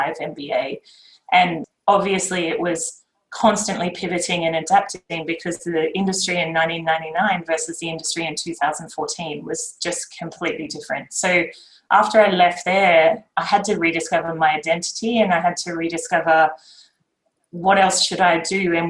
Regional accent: Queensland, Australia; moved away as an adult; also born or lived in Japan / Sydney; I grew up in Queensland.

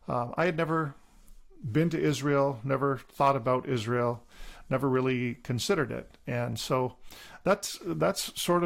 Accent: Deseronto, Ontario, Canada; I was born and raised in Deseronto, Ontario, which is near kind of the Belleville area, eastern Ontario, on a First Nations reserve.

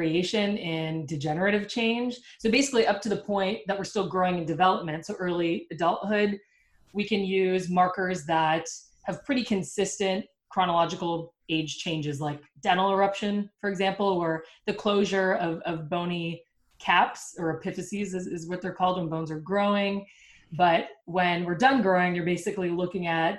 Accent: Canada; moved away; I'm from Canada

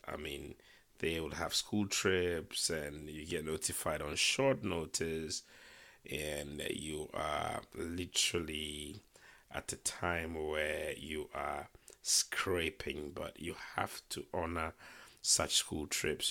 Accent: Ghana; moved away as an adult; now in United Kingdom; I was born in Ghana. I lived in Ghana until, um, my early twenties. I moved to the U K to study

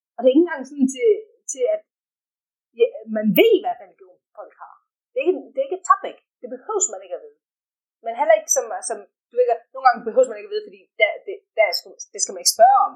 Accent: Denmark; first language Danish; moved away as an adult; also born or lived in Sweden; now in South Africa; selvom jeg ikke bor der, jeg er stadig dansk

